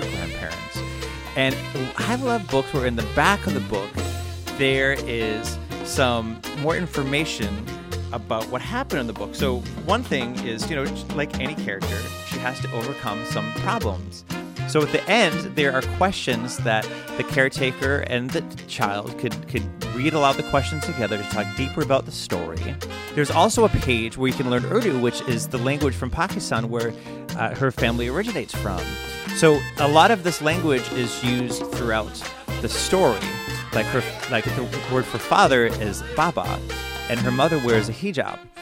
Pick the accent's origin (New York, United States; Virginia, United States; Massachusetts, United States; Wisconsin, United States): Massachusetts, United States; Worcester; my hometown of Worcester, Massachusetts